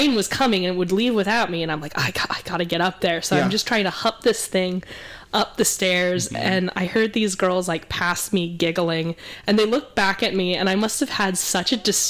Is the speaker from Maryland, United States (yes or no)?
no; Montana, United States; now in Oregon, United States; I grew up in Montana.